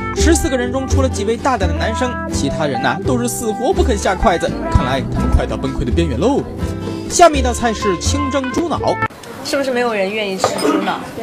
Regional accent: China; 作为我们中国人来说

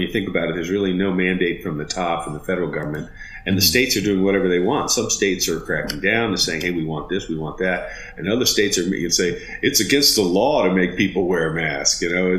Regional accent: Germany; born there; You know, I was born an American, even though I was born in Germany.

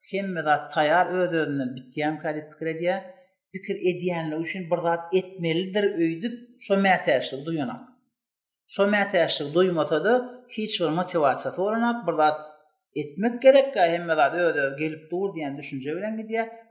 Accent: Turkmenistan; moved away as an adult; Men türkmen birinci birinji kurs talip

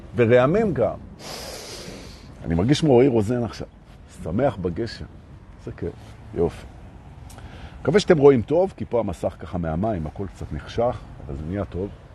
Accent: Jerusalem, Jerusalem District, Israel; moved away; אני הרי ירושלמי במקור, מלפני

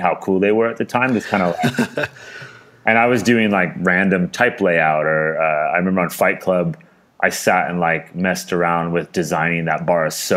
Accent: Carmel, California, United States; also born or lived in San Francisco, United States; I grew up in Northern California. I was born in it's called Monterey Peninsula, and I was born in Carmel, and then grew up in that area

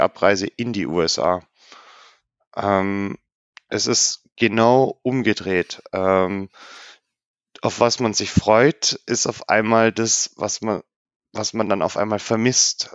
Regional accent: Germany; bei uns in Deutschland

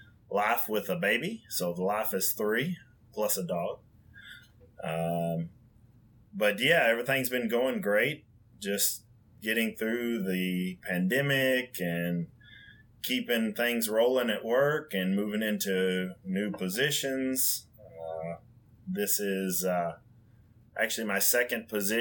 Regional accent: West Kentucky, United States; also born or lived in Union City, Tennessee; growing up in the Union City, Tennessee factory around where I'm from originally, because I'm originally from West Kentucky

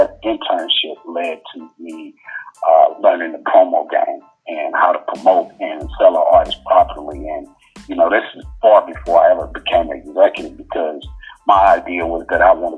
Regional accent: North Mississippi, United States; moved away as an adult; now in Atlanta, United States; I grew up in North Mississippi.

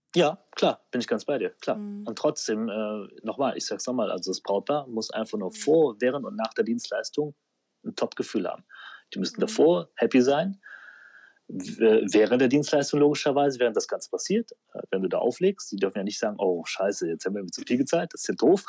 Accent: Aachen, North Rhine-Westphalia, Germany; moved away as an adult; now in Düsseldorf, Germany; Ich bin eigentlich Aachener, aber seit, äh, seit wann bin ich in Düsseldorf? Ich glaube 2006

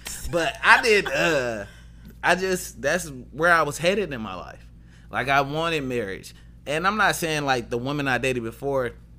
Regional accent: Highland Park, Michigan, United States; I didn't even grow up in Detroit. I'm from Highland Park, HP stand up.

